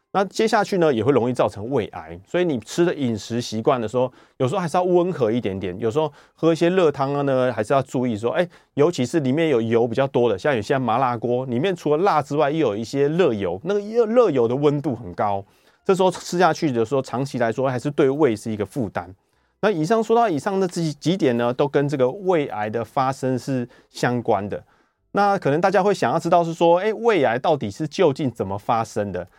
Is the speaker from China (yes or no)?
no; Taiwan; 我们台湾人